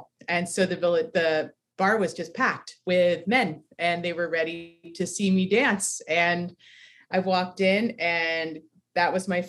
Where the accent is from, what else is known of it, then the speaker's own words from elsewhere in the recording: Ketchikan, Alaska, United States; born there; moved away as an adult; also born or lived in all over the U.S.; Okay, so I was born in Alaska, in Ketchikan, Alaska, and I grew up all over the U.S. My dad worked for Amtrak, and so we moved around a lot, fixing up the railroad. I moved to California when I was 19.